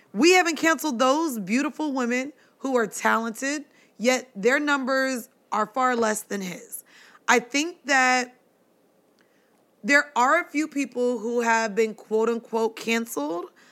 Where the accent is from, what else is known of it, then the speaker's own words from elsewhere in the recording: Florida, United States; growing up in Florida